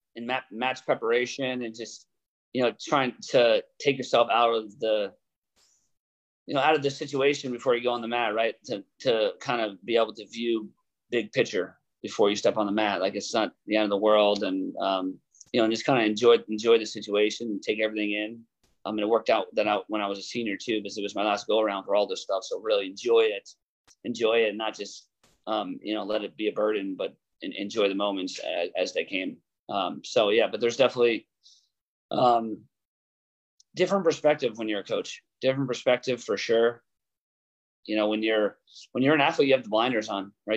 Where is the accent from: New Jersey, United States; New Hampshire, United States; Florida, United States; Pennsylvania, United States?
New Jersey, United States; 30 minutes from Blair; moved away as an adult; now in Ithaca, United States; my hometown is only 30 minutes from Blair